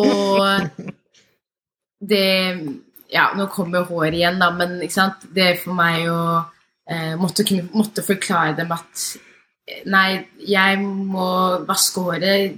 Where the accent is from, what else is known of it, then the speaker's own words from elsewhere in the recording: Norway; jeg er født og oppvokst her